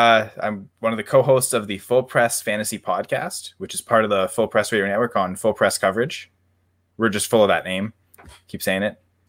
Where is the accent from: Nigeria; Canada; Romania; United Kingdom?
Canada; we're in Vancouver. There's orcas around, and Canuck is we're Canadian.